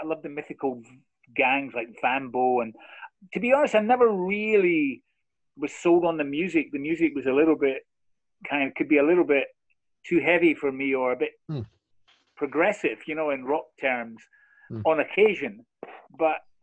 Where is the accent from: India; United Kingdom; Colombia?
United Kingdom; Scotland; I'm from the east. I'm actually not from Glasgow